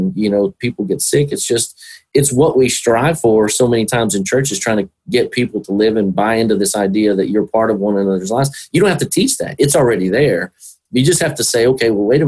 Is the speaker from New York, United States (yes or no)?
no; Whitharral, Texas, United States; I grew up with them in Whitharrow